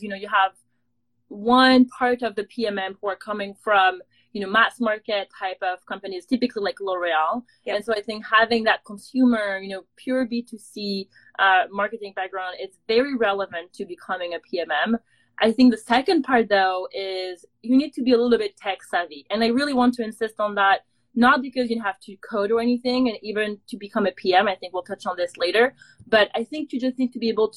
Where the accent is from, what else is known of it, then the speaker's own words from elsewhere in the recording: France; moved away as an adult; now in San Francisco, United States; I'm from France